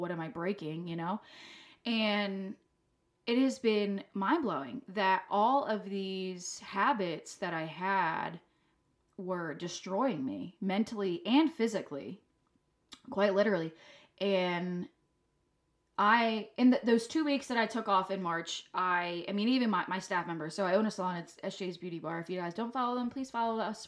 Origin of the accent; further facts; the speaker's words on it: France; moved away; I'm from France.